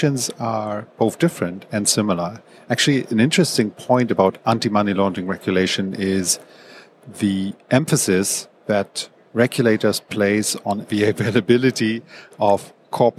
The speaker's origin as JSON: {"language": "English", "country": "Germany", "also_born_or_lived": "Hong Kong", "moved": "as an adult", "lives_now": "Singapore", "said": "I'm originally from Germany"}